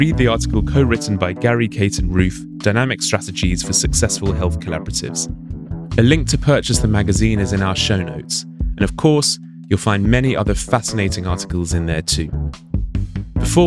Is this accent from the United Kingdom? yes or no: yes; United Kingdom; moved away as an adult; now in United States; I'm a Brit. I have been living in the US for 5 years